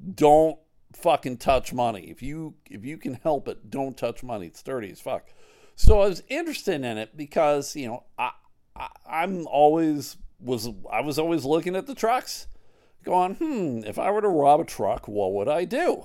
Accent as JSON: {"language": "English", "town": "Clarence", "region": "New York", "country": "United States", "tie": "born or raised there", "also_born_or_lived": "Buffalo, New York / Massachusetts", "moved": "yes", "said": "I grew up right outside of Buffalo in Clarence, New York"}